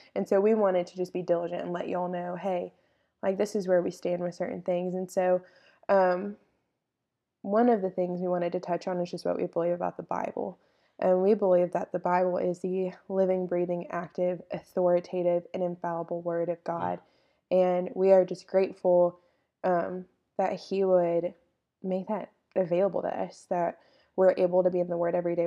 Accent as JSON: {"language": "English", "town": "Longview", "region": "Texas", "country": "United States", "said": "I am from Longview, Texas."}